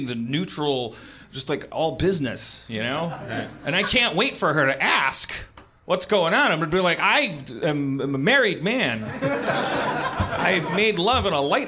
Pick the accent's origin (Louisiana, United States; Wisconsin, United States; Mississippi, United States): Wisconsin, United States; I'm from Wisconsin